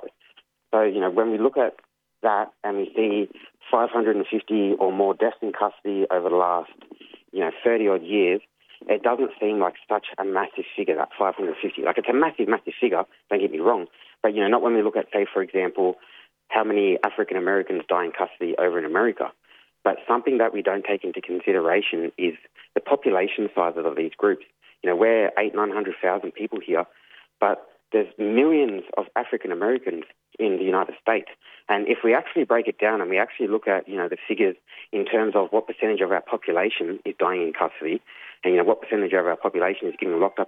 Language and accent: English; Yuin Nation, south coast of New South Wales, Australia; I'm from the Wanniwandian clan of the Yuin Nation, which is up on the south coast of New South Wales, from the Nowra area south to the Victoria border.